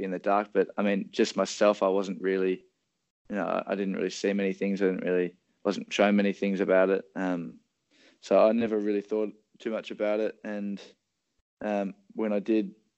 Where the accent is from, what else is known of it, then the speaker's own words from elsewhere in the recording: Hobart, Tasmania, Australia; now in Melbourne, Australia; mum and dad would have to drive us all around Hobart to get us to the sports